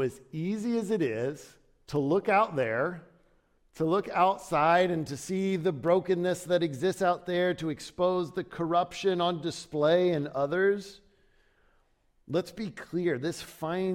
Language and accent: English; Ohio, United States; moved away as an adult; also born or lived in Chicago; I grew up in Ohio